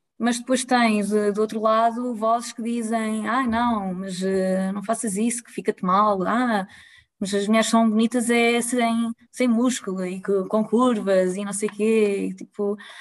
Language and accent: Portuguese; Lisbon, Portugal; moved away as an adult; now in Pombal, Portugal; eu sou de Lisboa